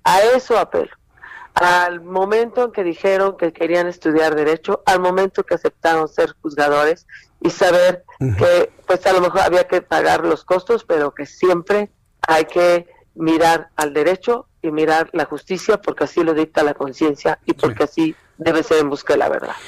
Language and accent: Spanish; Mexico; como muchos mexicanos y mexicanas